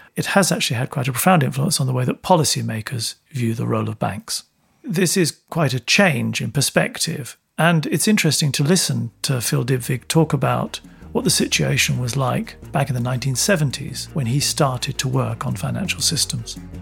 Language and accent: English; London, United Kingdom; I grew up in London